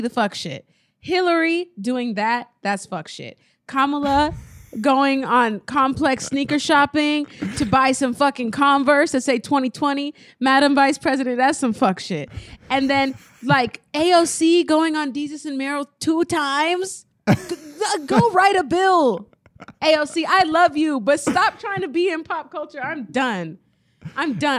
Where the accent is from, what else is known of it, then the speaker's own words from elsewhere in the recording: Nebraska, United States; I'm from Nebraska where, like, everything is new and fresh